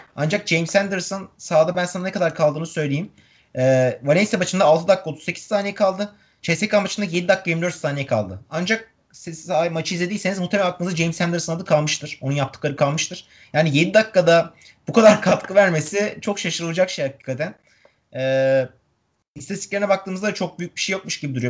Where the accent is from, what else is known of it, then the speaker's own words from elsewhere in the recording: Turkey; bir Türk olarak